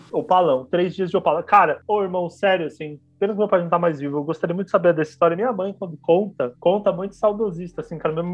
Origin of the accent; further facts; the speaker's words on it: Belém, Pará, Brazil; born there; nasci em Belém parar Pará.